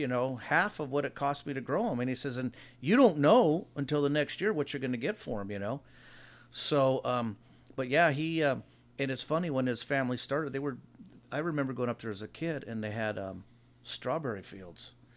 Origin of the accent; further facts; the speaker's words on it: Hawaiian Gardens, California, United States; I live in the same area I've grew up in. When I grew up in Hawaiian Gardens